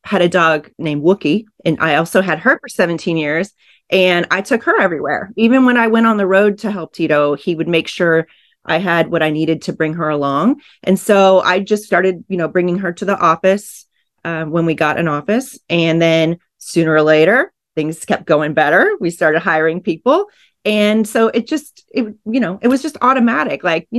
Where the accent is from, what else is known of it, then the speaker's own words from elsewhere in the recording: Groton, Connecticut, United States; also born or lived in Kansas City; now in Austin, United States; I grew up on the East Coast. My dad was okay. On the Navy submarines in Groton. So, but I was born in Kansas City. I spent a lot of time there too, but I've been in Austin since 1998.